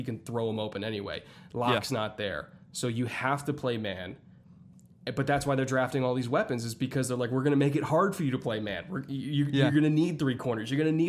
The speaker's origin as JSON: {"language": "English", "region": "Southern California", "country": "United States", "said": "I'm from Southern California, but my dad worked in Houston when I was growing up."}